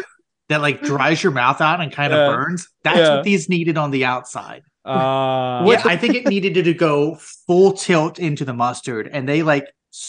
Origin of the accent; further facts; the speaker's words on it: near Pittsburgh, western Pennsylvania, United States; I'm from the other side of the state. I'm from the Kent. Listen, I'm closer to Pittsburgh